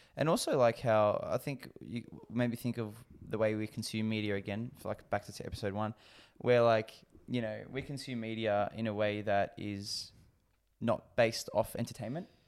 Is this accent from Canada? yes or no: no; Australia; as an Aussie